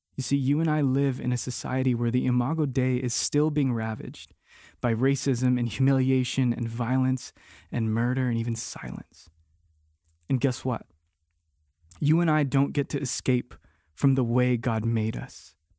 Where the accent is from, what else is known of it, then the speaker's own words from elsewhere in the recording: Hawaii, United States; moved away; born and raised in Hawaii like me